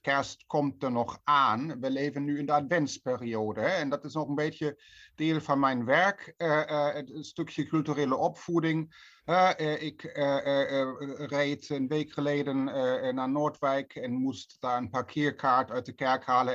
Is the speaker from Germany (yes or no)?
yes; Berlin, Germany; Dutch is a second language; moved away as an adult; now in Netherlands; Bij ons thuis in Berlijn